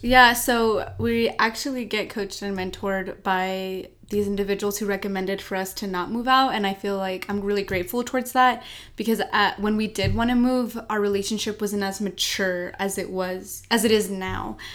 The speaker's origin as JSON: {"language": "English", "town": "El Paso", "region": "Texas", "country": "United States", "said": "we're from El Paso, Texas"}